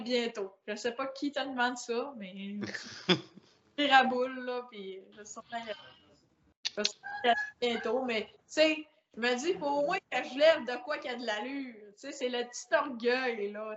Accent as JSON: {"language": "French", "town": "La Baie", "region": "Quebec", "country": "Canada", "said": "Moi, je viens de grande baie"}